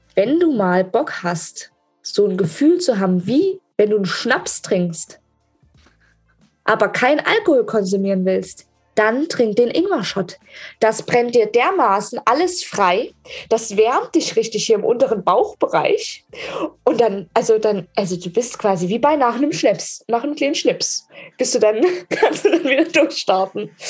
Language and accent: German; Germany; ich bin eine Deutsche